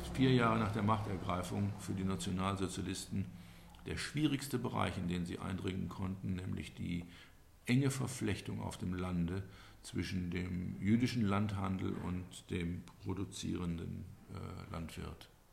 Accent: Lorsch, Hesse, Germany; Bei uns in Lorsch

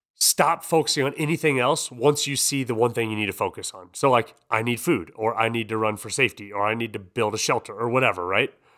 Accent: Iowa, United States; I'm a dude from Iowa

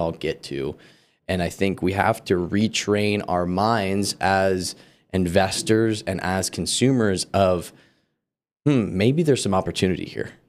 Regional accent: California, United States; moved away; also born or lived in Colorado; I grew up for the first half of my life in California

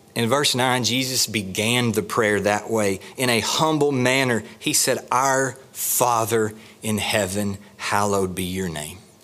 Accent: the South, United States; We're from the South

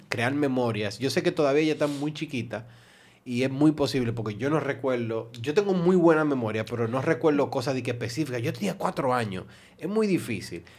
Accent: Santo Domingo Este, Distrito Nacional, Dominican Republic; Yo siempre me crié en, en Alma Rosa Primera

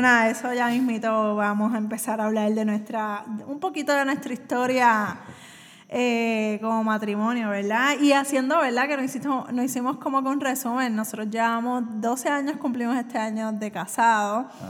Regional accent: Puerto Rico; soy de Puerto Rico

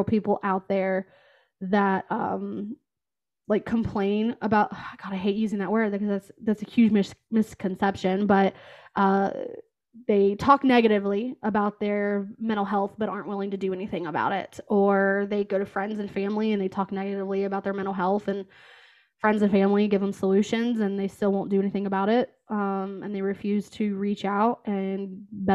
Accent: West Virginia, United States; moved away as an adult; also born or lived in Kentucky; now in Columbus, United States; I am originally from West Virginia, and I moved to Kentucky for a job in Cincinnati

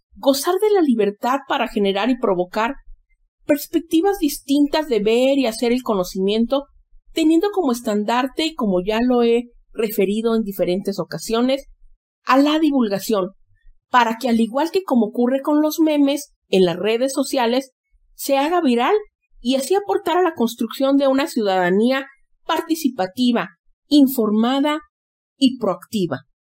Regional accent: Xalapa, Veracruz, Mexico; moved away; mi patria chica, Jalapa, Veracruz.

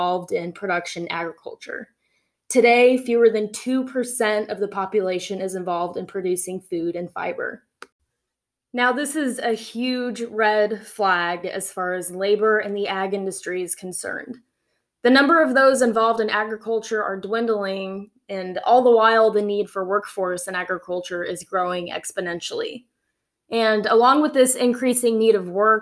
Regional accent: Central Valley of California, United States; moved away as an adult; now in Oklahoma, United States; I grew up in the Central Valley of California, and my family moved to California when I was very young

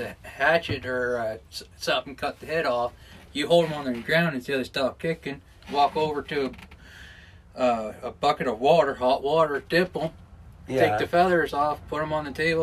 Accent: Weymouth, Nova Scotia, Canada; I'm from Weymouth

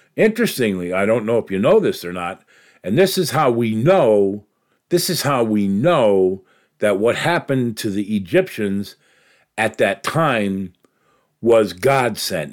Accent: New York, United States; moved away; in my neck of the woods there where I grew up in New York

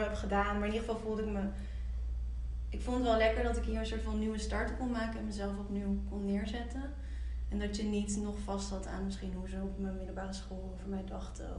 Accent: Nijmegen, Gelderland, Netherlands; now in Amsterdam, Netherlands; ik kom uit Nijmegen

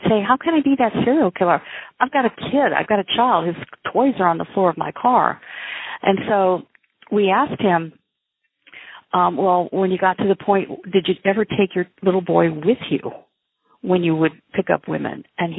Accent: Midwest, United States; I come from the Midwest, our upbringing causes us, I think, not causes us, but influences how we view people.

